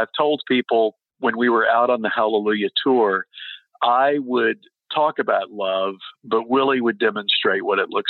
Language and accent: English; Texas, United States; moved away; also born or lived in Hawaii; I grew up in Texas, and I lived in Hawaii at the time